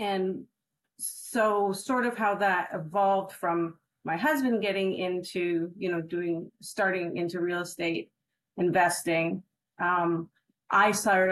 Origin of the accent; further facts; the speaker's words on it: Canada; also born or lived in Mexico; now in Fresno, United States; I'm from Canada originally, and moved to the United States 2 years ago, but actually moved from Mexico.